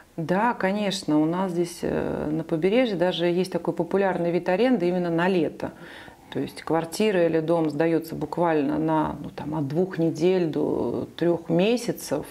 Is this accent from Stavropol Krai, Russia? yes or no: no; Saint Petersburg, Russia; moved away as an adult; now in Nice, France; и я сама из Петербурга